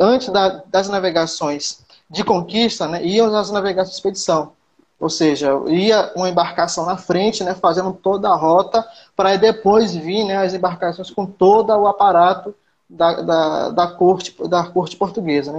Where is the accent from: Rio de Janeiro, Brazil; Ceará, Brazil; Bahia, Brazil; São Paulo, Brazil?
Bahia, Brazil; Pataxó village near Prado; eu sou índio, eu sou da minha aldeia